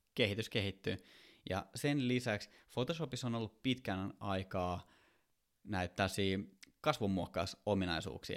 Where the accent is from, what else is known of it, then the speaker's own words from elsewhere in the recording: Kouvola, Kymenlaakso, Finland; moved away; mä oon Kouvolasta kotoisin